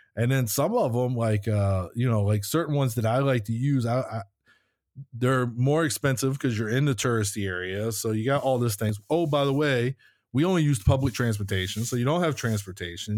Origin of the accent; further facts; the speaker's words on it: United States; moved away; we're from the States